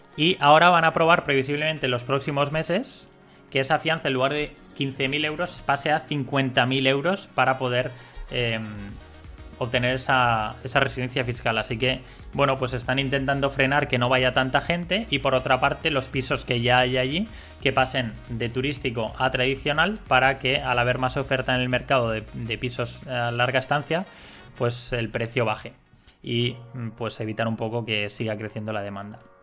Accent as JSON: {"language": "Spanish", "country": "Spain", "said": "Siendo español"}